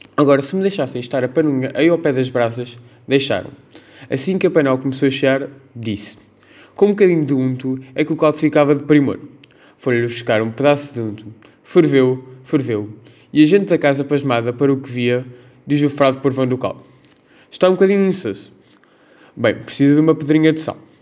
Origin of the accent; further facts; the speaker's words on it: Pombal, Centro, Portugal; tenho 16 anos, sou de Pombal